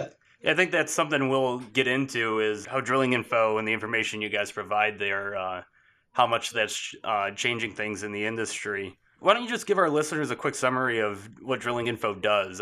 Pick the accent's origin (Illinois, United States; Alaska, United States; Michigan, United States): Michigan, United States; moved away; my home state in Michigan